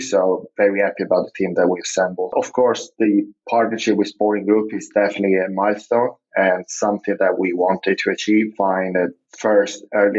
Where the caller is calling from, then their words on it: Zagreb, City of Zagreb, Croatia; I'm actually calling from Zagreb, which is one of our office location